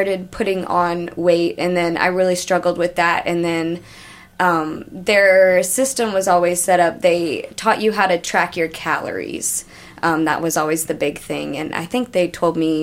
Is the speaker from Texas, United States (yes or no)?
yes; Austin, Texas, United States; also born or lived in Oklahoma City; I grew up dancing here. Actually, I grew up in Austin.